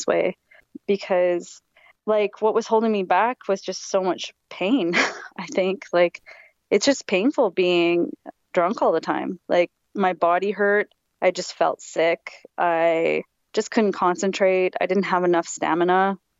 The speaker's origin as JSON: {"language": "English", "area": "Vancouver Island", "region": "British Columbia", "country": "Canada", "tie": "born or raised there", "moved": "as an adult", "lives_now": "Montreal, Canada", "said": "I'm from Vancouver Island, born and raised there."}